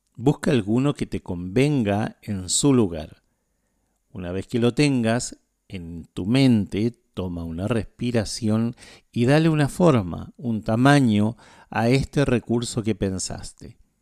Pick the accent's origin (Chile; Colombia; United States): Chile; now in Asunción, Paraguay; Yo soy chileno, no soy paraguayo